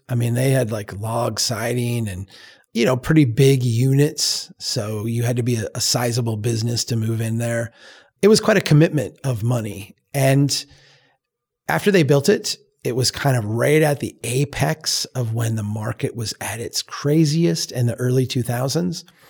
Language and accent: English; Brainerd, Minnesota, United States; Here in, in my hometown, back in two thousand five